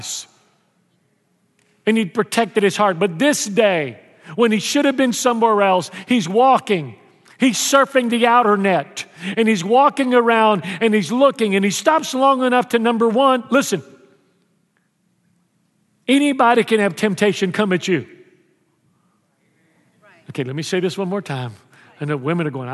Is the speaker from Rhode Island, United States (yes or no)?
no; Houston, Texas, United States; when I was a kid growing up in Houston